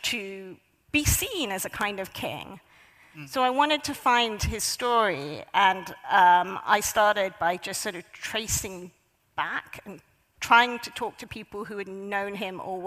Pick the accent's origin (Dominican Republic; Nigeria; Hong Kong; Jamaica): Hong Kong; when I was growing up in Hong Kong, when I was a child